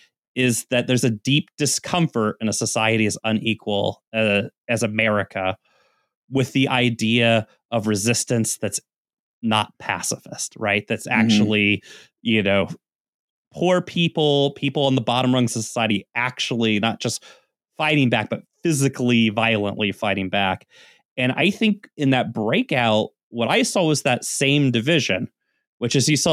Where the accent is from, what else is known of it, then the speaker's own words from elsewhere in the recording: the South, United States; growing up in the South